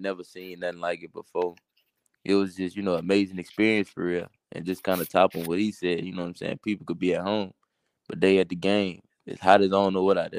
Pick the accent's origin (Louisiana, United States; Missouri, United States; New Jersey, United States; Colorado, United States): Louisiana, United States; Baton Rouge; I'm from Baton Rouge